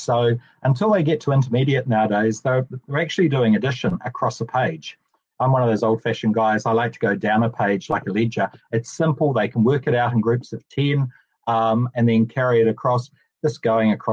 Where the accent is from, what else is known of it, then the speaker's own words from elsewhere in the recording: Ashburton, Canterbury, New Zealand; as a young kid growing up in Ashburton.